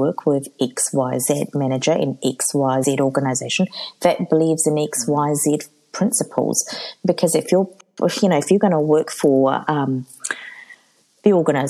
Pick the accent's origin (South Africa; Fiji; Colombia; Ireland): Fiji; because I'm from Fiji.